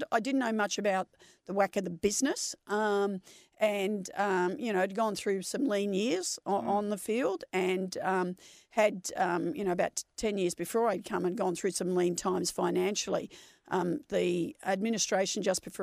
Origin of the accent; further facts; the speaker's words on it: Melbourne, Victoria, Australia; also born or lived in Kew; I was born in Kew, but I grew up in Nunawading, which is an eastern yep. suburb